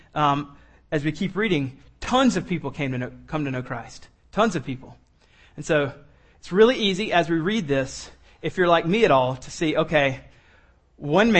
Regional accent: Columbia, South Carolina, United States; I grew up in Columbia, so I used to go to the home football games

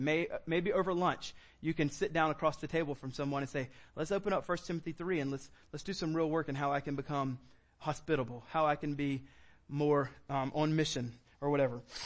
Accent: United States; we're an American

